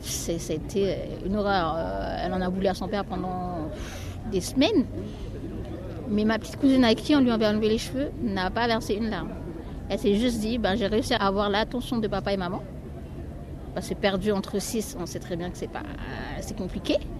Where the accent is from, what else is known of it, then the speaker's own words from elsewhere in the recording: New Caledonia; moved away; je viens de la Nouvelle-Calédonie